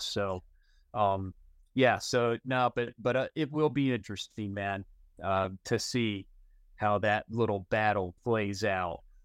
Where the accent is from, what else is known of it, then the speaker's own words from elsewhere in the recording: North Carolina, United States; I grew up in Carolina